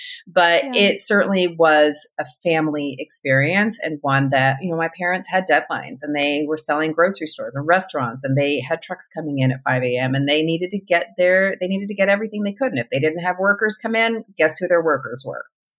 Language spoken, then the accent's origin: English; California, United States; born there; also born or lived in Texas; Anyway, so they moved to California. I was born in California. I'm the second of six. We were there in California, in Southern California, for their first four of their children, and then moved to Texas.